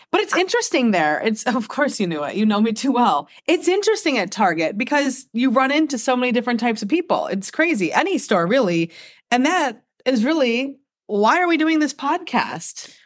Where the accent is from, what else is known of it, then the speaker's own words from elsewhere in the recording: Michigan, United States; I was born and raised here in America. Uh, actually, in Michigan, the same state